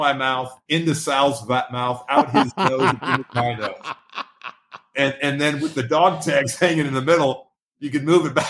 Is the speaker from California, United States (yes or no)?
yes; up near San Francisco, California, United States; I'm from California, up near San Francisco.